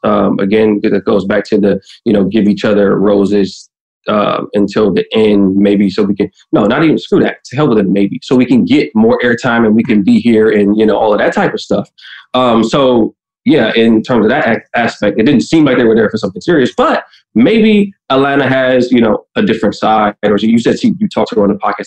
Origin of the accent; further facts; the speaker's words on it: Midwest, United States; I'm from the Midwest too